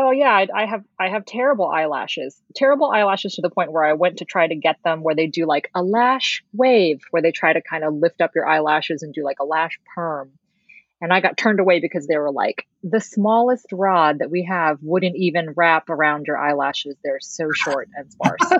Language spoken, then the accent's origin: English; Philippines; because we're Filipino and Filipinos do not have eyelashes.